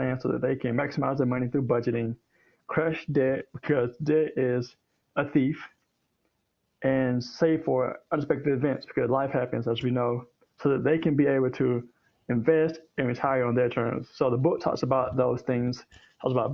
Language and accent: English; South Carolina, United States; moved away as an adult; now in Hendersonville, United States; I'm from South Carolina, but I've been in Tennessee for about 7 years.